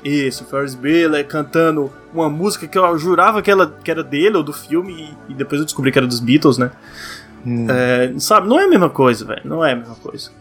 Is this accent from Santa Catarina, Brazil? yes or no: no; Ceará, Brazil; minha terra, Ceará